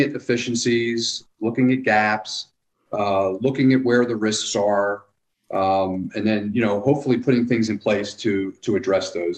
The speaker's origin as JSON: {"language": "English", "town": "Philadelphia", "region": "Pennsylvania", "country": "United States", "tie": "born or raised there", "also_born_or_lived": "New Jersey / California / the Carolinas", "moved": "as an adult", "lives_now": "Hot Springs Village, United States", "said": "I was born in Philadelphia"}